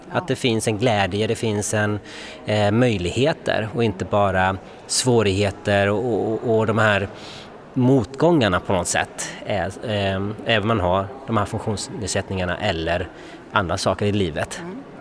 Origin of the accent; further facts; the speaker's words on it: Gothenburg, Västra Götaland, Sweden; moved away as an adult; now in Stockholm, Sweden; jag kommer ju från Göteborg